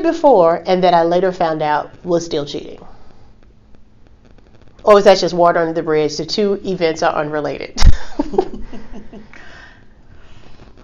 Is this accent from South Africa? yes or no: no; Alabama, United States; moved away as an adult; also born or lived in New York; I was fresh from Alabama. I was in New York